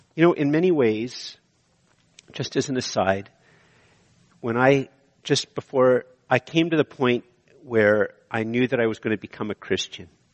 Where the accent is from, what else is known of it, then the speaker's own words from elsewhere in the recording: Canada; I'm a Canadian